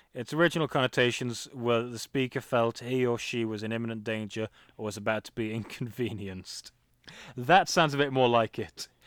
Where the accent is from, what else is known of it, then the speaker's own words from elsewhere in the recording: England, United Kingdom; I'm I'm English